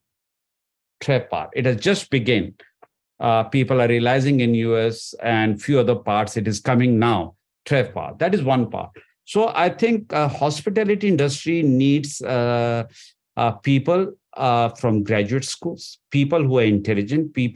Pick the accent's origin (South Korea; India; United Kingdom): India; moved away; I came from India